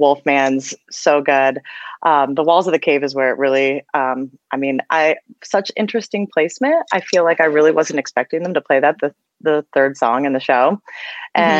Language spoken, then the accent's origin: English; East Coast, United States; moved away as an adult; now in Colorado, United States; I grew up on the East Coast, so I used to see most of the shows on the East Coast